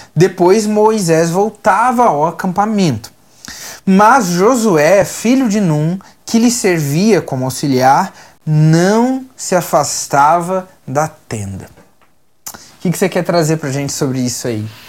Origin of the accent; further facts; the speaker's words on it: Minas Gerais, Brazil; moved away as an adult; now in Curitiba, Brazil; Eu e minha esposa, a gente é de Minas